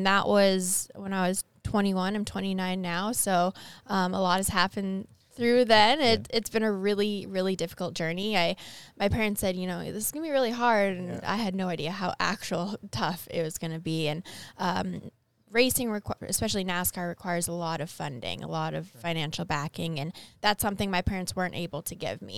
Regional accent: Winnipeg, Manitoba, Canada; moved away as an adult; now in North Carolina, United States; I'm from Winnipeg, Manitoba. I currently live in the States now

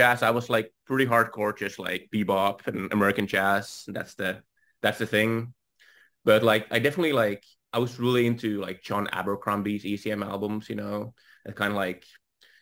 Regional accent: Finland; I'm from Finland

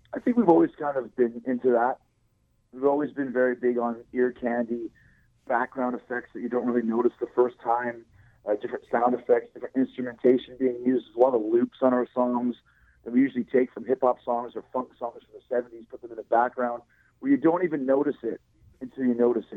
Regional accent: Winnipeg, Manitoba, Canada; now in Florida, United States; a street that I grew up on in Winnipeg in St. James

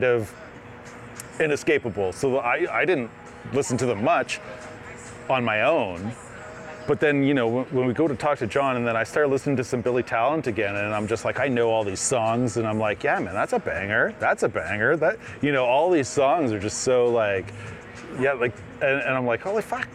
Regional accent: Truro, Nova Scotia, Canada; moved away; in my entire time of growing up and living in Truro

